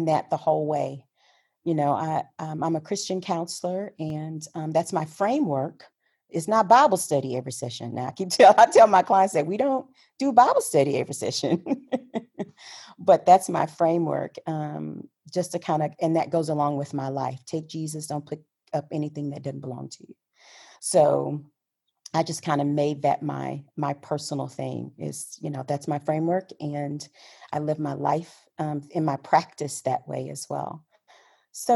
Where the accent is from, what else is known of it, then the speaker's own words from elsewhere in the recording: Houston, Texas, United States; I grew up in Houston, born and raised in Houston, Texas.